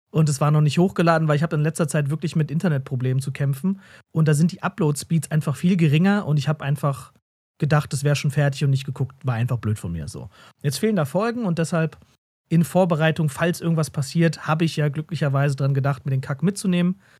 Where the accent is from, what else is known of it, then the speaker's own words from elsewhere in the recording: Berlin, Germany; Also als Berliner denkt man so, hä, warum ist denn das hier so spärlich beleuchtet?